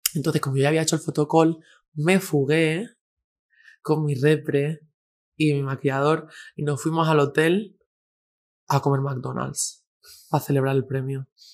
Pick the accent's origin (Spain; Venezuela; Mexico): Spain; a village in Granada, Andalusia; also born or lived in Girona; now in Madrid, Spain; soy de un pueblo de, nací en Gerona, pero soy de un pueblo mm. de Andalucía, de Granada